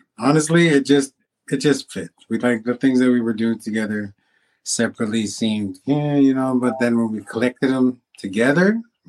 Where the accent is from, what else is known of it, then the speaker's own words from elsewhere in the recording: Samson Cree Nation, Maskwacis, Alberta, Canada; I'm from the Samson Cree Nation.